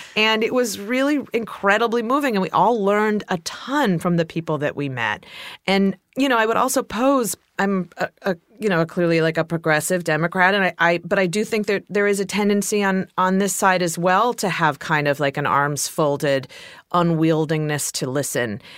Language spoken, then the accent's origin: English; Ohio, United States; moved away; I'm from Ohio